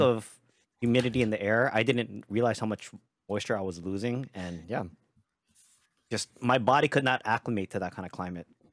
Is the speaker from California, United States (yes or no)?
no; Hawaii, United States; moved away as an adult; now in Las Vegas, United States; living and being born and raised in Hawaii